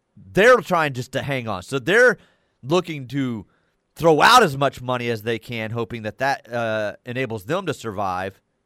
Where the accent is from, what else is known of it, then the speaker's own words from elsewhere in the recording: Dallas, Texas, United States; growing up in the Dallas area, the way I did with the Von Erichs and the Freebirds